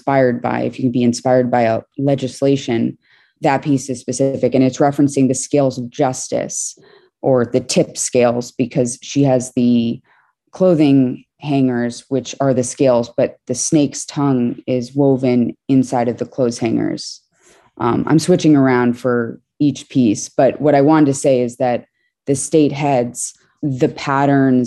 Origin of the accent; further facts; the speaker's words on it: New York City, New York, United States; was born in New York City, sort of around one block south of Canal Street in Tribeca near Chinatown